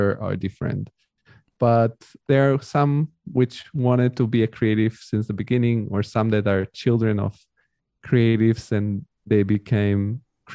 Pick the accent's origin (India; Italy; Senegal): Italy; also born or lived in Bulgaria; now in Germany; I grew up in Italy